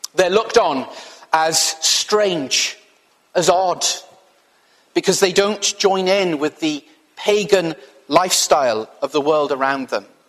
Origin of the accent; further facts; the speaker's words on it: Wales, United Kingdom; I'm from Wales